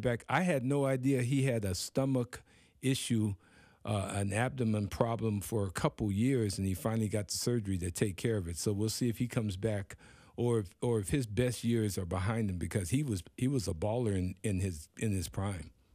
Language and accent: English; Portland, Oregon, United States; the same league that I grew up in in Portland, Oregon